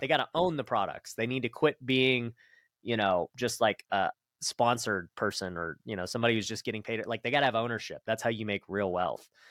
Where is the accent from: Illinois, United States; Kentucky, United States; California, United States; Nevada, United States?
Nevada, United States; Las Vegas; I grew up right here in Vegas, so born and raised one of the few